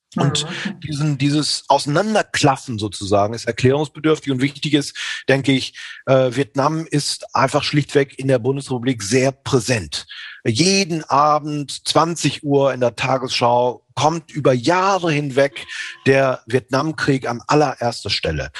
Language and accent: German; northwest Germany, Germany; Also ich als echter Norddeutscher aus dem Nordwesten kommt